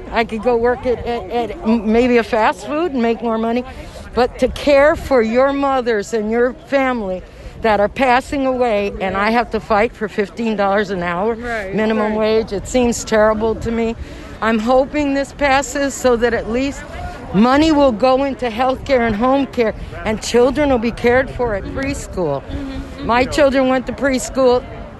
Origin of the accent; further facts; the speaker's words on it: Arizona, United States; I'm from Arizona also